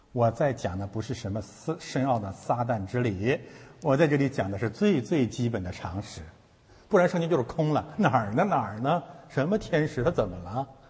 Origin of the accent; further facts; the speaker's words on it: Heilongjiang, China; 我是黑龙江人